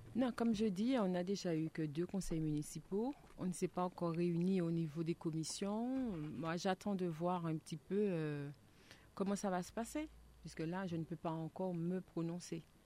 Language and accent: French; Martinique; en tant que Martiniquais